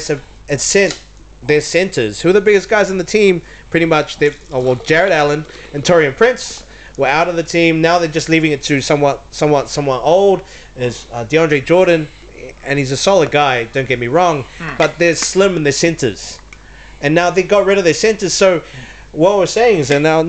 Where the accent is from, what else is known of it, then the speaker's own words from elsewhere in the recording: New Zealand; moved away; we're from New Zealand, we're Kiwis